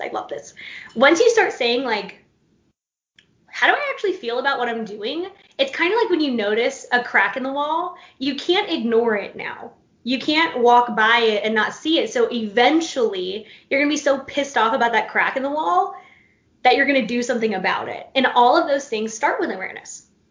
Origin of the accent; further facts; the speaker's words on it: Florida, United States; moved away as an adult; now in North Carolina, United States; I live in North Carolina now, I'm from Florida. Grew up in Florida, born and raised, crazy state